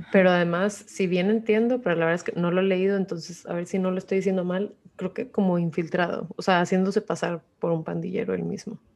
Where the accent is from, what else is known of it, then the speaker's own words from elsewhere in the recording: Mexico; como mexicanos